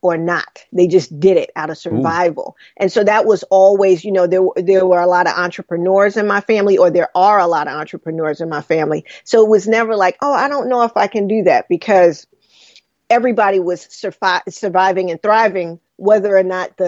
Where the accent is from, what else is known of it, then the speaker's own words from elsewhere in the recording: New York City, New York, United States; I grew up in Brooklyn